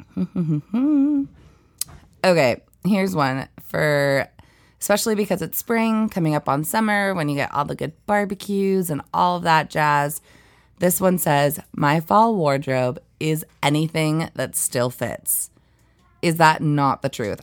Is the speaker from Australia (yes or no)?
no; East Valley, United States; I grew up in a town called East Valley